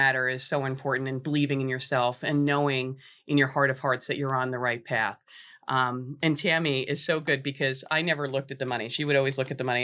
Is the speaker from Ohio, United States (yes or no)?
no; Monmouth Beach, New Jersey, United States; growing up in Monmouth Beach, my mother wrote the first book on the town